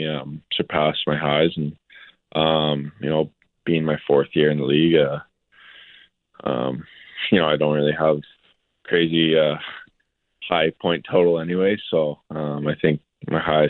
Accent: Vancouver, British Columbia, Canada; also born or lived in Prince George; now in Winnipeg, Canada; I'm from Vancouver

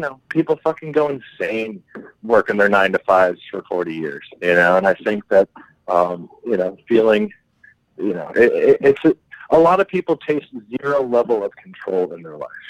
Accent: United States; moved away; also born or lived in Rome, Italy; being an American living in Europe at the time during the Bush administration.

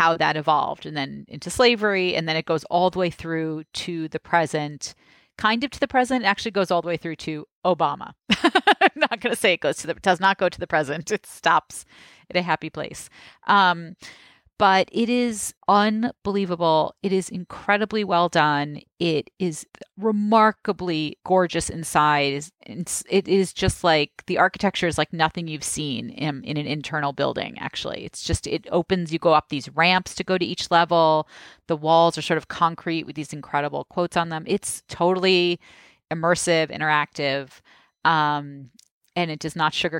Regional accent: New York, United States; as a New Yorker

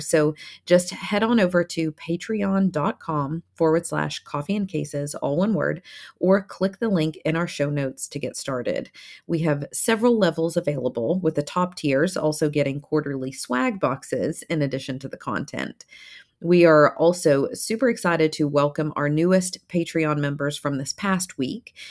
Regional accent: Ashland, Kentucky, United States; where I grew up in Ashland is part of this tri-state area of Kentucky, Ohio, West Virginia altogether

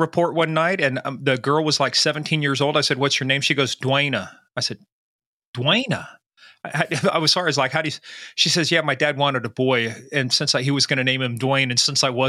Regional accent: Fort Riley, Kansas, United States; born there; I was born in Kansas. I was born at Fort Riley, moved around the world, ended up back at Fort Riley.

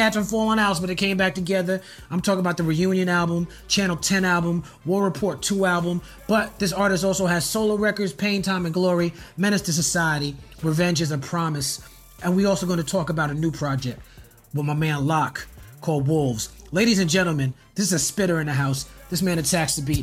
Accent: New York City, New York, United States; I'm from New York City

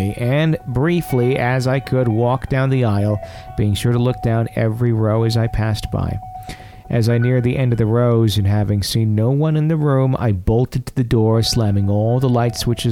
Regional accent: Fond du Lac, Wisconsin, United States; Fond du Lac, which is where I grew up

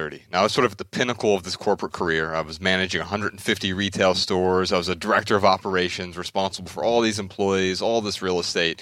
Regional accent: Dayton, Ohio, United States; We're from Dayton, Ohio, right up the street, and right up I-75

